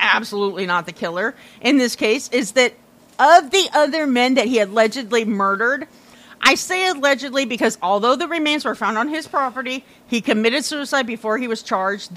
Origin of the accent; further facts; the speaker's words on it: Iowa, United States; moved away; I grew up in Iowa, right next door to fucking Indiana